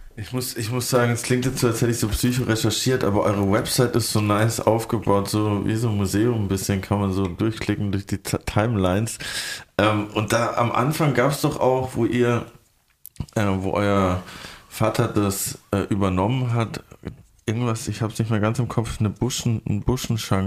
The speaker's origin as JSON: {"language": "German", "region": "Berlin", "country": "Germany", "said": "wir Berliner"}